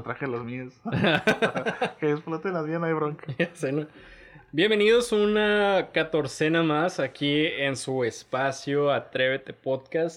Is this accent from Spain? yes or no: no; Tijuana, Baja California, Mexico; somos de Tijuana, Baja California